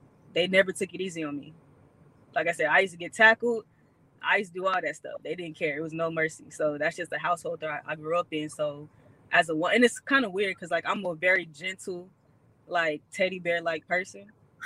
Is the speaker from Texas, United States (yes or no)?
yes; Houston, Texas, United States; also born or lived in South Carolina; Growing up in Houston, I mean, Texas period